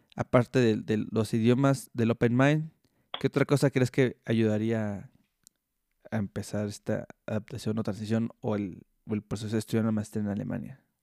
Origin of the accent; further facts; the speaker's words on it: Mexico; yo soy mexicano